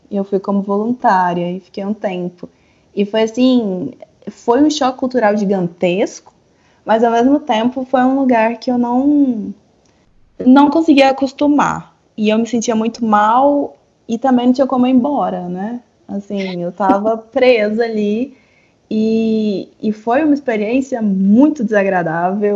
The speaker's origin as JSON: {"language": "Portuguese", "country": "Brazil", "also_born_or_lived": "Europe / Prague / Chile", "moved": "as an adult", "lives_now": "San José, Costa Rica", "said": "eu saí do Brasil em 2016"}